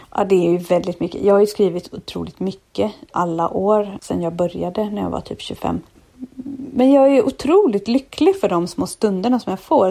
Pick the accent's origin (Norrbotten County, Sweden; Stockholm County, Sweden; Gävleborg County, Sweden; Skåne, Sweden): Stockholm County, Sweden; Stockholm; also born or lived in Kalmar; now in Öland, Sweden; jag är ju född i Stockholm och jag har bott jättemycket i Stockholm, också delvis uppväxt i Kalmar